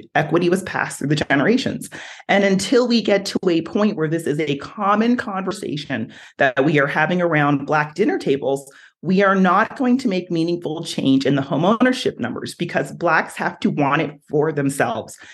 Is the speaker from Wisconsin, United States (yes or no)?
no; New Jersey, United States; now in Utah, United States; I'm from New Jersey.